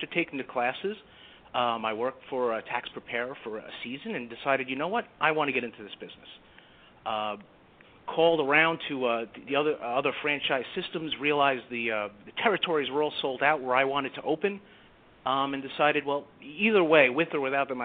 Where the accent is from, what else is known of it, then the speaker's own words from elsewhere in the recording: New York City, New York, United States; also born or lived in Italy; I am a Brooklyn boy. I was born in Italy, but raised in Brooklyn, like a lot of Italians are